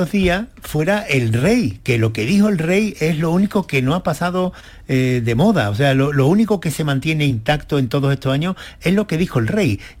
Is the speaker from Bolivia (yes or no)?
no; Spain; a mí, como ciudadano español, fue lo que me tranquilizó